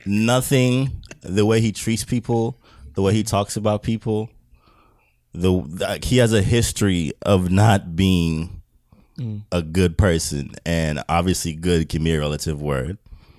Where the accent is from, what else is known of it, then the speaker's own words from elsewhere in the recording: British Virgin Islands; moved away; I'm an immigrant, right? Mm. Okay. From where? I'm from the British Virgin Islands.